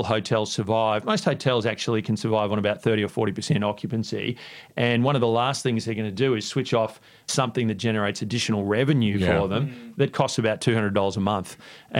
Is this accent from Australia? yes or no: yes; Queensland, Australia; moved away; also born or lived in New York / London; I grew up in Queensland